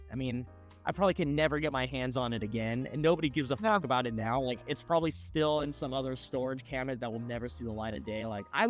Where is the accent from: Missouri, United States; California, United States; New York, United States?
California, United States; Long Beach; I grew up in Long Beach, California.